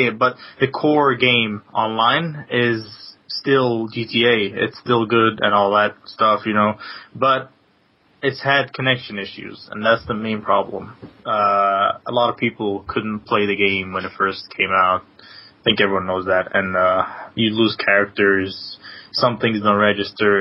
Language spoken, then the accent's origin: English; Denmark; now in London, United Kingdom; I'm from London, but originally from Denmark